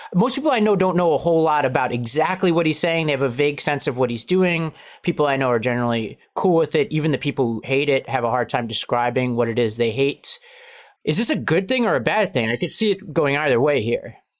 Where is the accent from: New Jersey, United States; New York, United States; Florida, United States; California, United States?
New York, United States; New York City; I grew up in Staten Island, New York, which is a, a big Italian American community